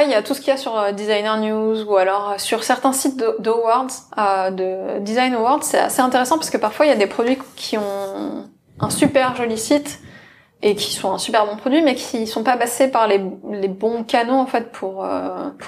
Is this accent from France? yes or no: yes; France; je suis française